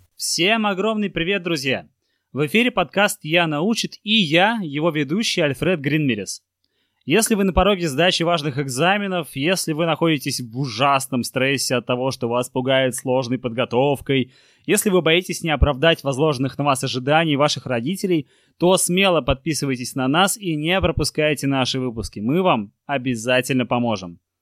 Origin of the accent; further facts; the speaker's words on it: Saint Petersburg, Russia; я парень из Купчино, из Санкт-Петербурга